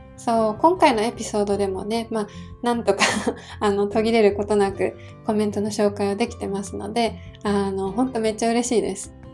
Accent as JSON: {"language": "Japanese", "region": "Hiroshima", "country": "Japan", "tie": "born or raised there", "moved": "yes", "said": "私はですねあの地元が広島なので"}